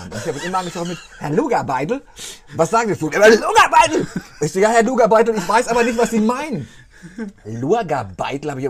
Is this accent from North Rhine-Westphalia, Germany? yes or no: yes; North Rhine-Westphalia, Germany; Ich komme ja aus Westfalen.